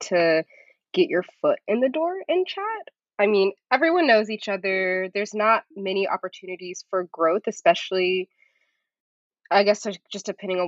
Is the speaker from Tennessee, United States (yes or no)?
yes; Chattanooga, Tennessee, United States; also born or lived in Atlanta; I grew up in Chattanooga, Tennessee